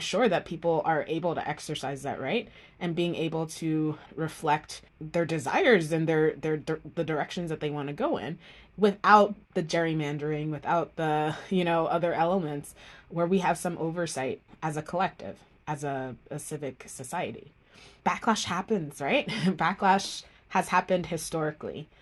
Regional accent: Miami, Florida, United States; also born or lived in Jamaica; I grew up in Miami, Florida, after moving from Jamaica

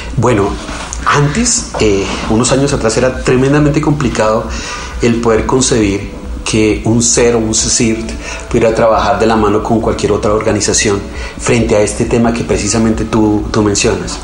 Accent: Colombia; quedamos un team de 8 colombianos

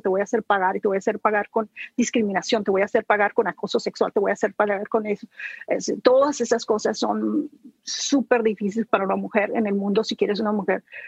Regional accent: Sinaloa, Mexico; moved away; yo salí huyendo sin Sinaloa, nunca regresé

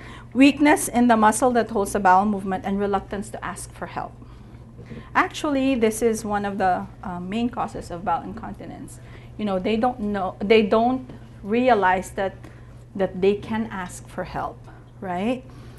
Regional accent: United States; nobody knows us because we're from America

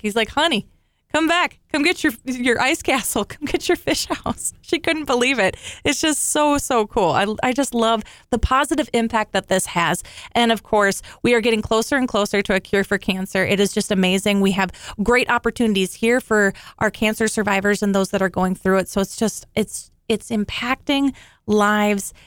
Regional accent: Minnesota, United States; I love being a Minnesotan

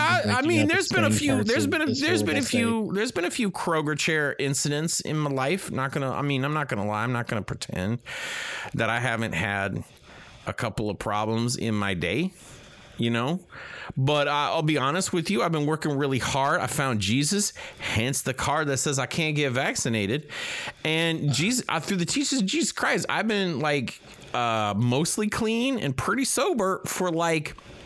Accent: Boca Raton, Florida, United States; I'm from Boca. Yeah, I'm from Boca.

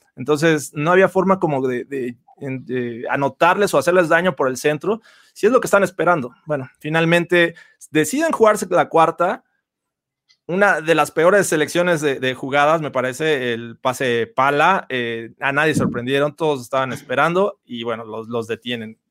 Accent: Mexico; todos los que somos de México

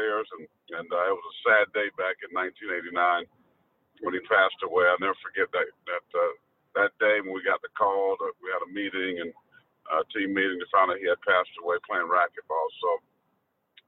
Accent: Pageland, South Carolina, United States; growing up in Pageland, really, really big Gamecock country

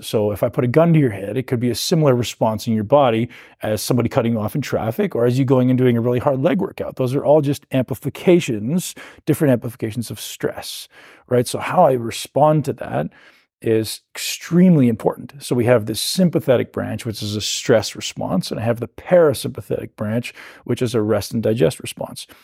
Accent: Canada; I came from Canada

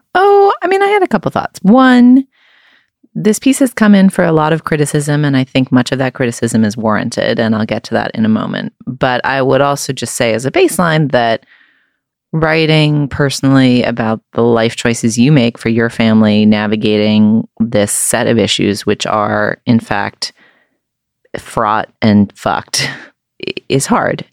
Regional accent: New England, United States; I grew up in New England

